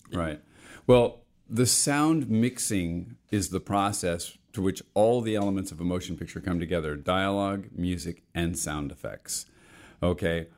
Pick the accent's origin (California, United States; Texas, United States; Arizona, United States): California, United States; Los Angeles; also born or lived in Bethpage, Long Island, New York; I grew up in the west end of the San Fernando Valley in the sixties